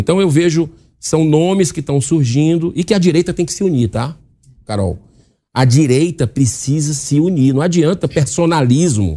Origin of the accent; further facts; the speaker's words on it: Ceará, Brazil; eu vou falar pelo Ceará, que é a minha terra